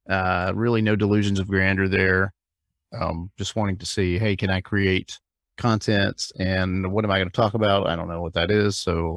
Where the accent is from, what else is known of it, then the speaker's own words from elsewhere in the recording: Alabama, United States; also born or lived in Hawaii; now in South Florida, United States; I live in South Florida, but I'm originally from Alabama, but I've kind of moved around.